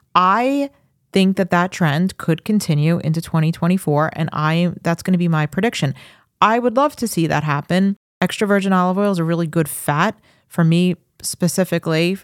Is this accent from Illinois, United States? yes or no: no; Farmingdale, New York, United States; now in Suffolk County, United States; I grew up in Farmingdale